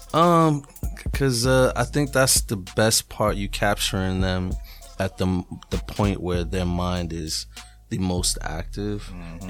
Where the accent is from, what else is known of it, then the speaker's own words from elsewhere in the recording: New England, United States; I'm from New England